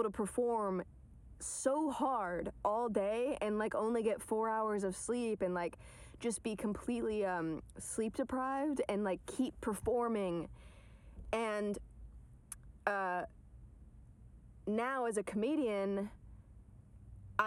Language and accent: English; Atlanta, Georgia, United States; also born or lived in New York; now in Los Angeles, United States; I'm from Atlanta